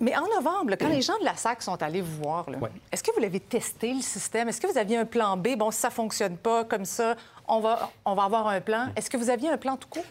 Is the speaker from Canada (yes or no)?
yes; Quebec, Canada; chez nous, au Québec, au Canada